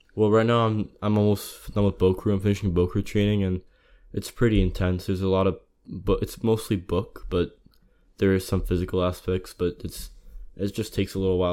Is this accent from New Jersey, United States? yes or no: yes; Closter, New Jersey, United States; I'm from North Jersey. Uh, town's called Cloyster, suburban county.